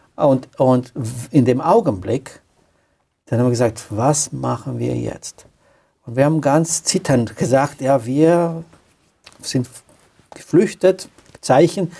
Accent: Romania; German is a second language; moved away as an adult; also born or lived in Austria; now in Klagenfurt, Austria; Ich stamme aus Rumänien. Ich bin nach Österreich geflüchtet

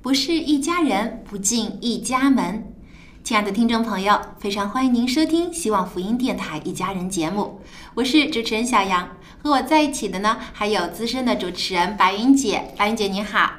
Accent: China; 我们中国人

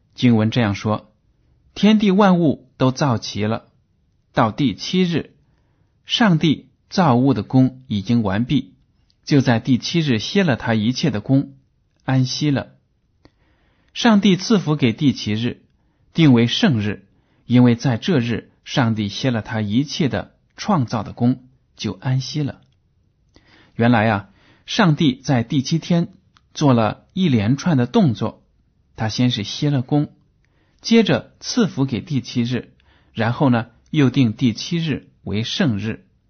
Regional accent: China; 在我们的中国文化当中

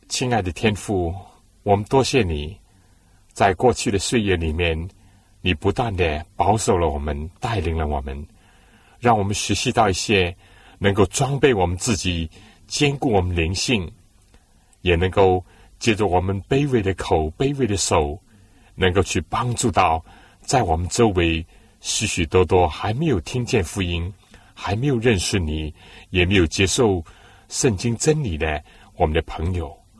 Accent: China; 我们中国人呢，很少是喝生水、冷水的

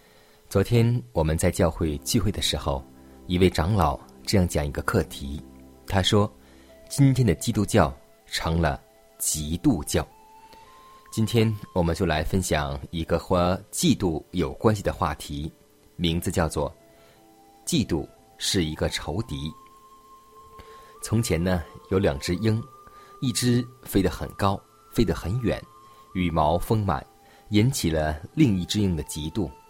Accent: China; 就像我们中国人有句古语说：“搬起石头砸自己的脚。”

